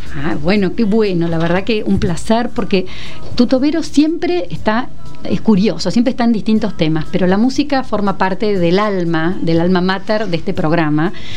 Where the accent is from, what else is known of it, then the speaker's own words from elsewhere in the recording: Argentina; países como el nuestro